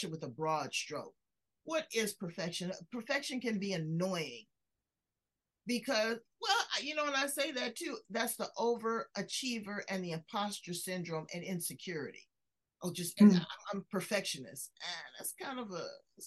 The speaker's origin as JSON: {"language": "English", "town": "Los Angeles", "region": "California", "country": "United States", "tie": "born or raised there", "said": "I grew up in South Central Los Angeles."}